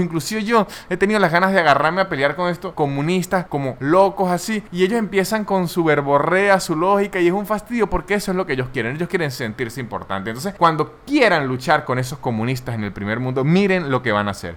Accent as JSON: {"language": "Spanish", "country": "Venezuela", "moved": "yes", "lives_now": "Buenos Aires, Argentina"}